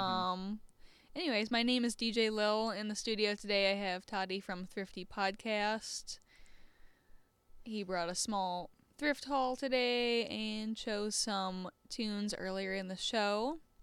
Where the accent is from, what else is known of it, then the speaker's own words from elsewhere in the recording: Southeast Michigan, United States; moved away; I'm from Southeast Michigan